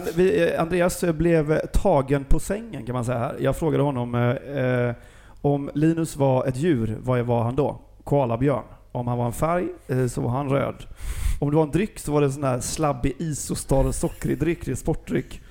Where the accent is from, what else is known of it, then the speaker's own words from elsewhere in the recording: Gothenburg, Västra Götaland, Sweden; jag är ju från Göteborg